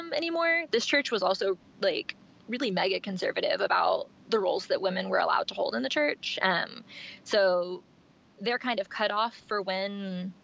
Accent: East Texas, United States; also born or lived in Dallas-Fort Worth, Texas; I've been in kind of the Northeast Texas area since I was born. I was born in East Texas. I've been kind of in the Dallas-Fort Worth area since I was about 16

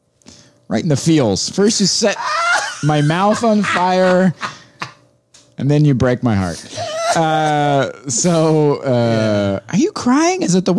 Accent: Ohio, United States; I grew up in Ohio.

